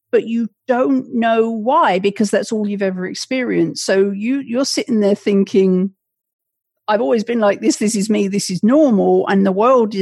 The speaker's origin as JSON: {"language": "English", "region": "England", "country": "United Kingdom", "tie": "born or raised there", "moved": "yes", "lives_now": "Connecticut, United States", "said": "I was raised in England"}